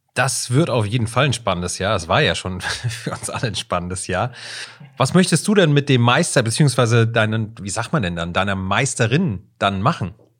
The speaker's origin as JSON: {"language": "German", "region": "Southern Germany", "country": "Germany", "said": "da, wo ich herkomme, in Süddeutschland"}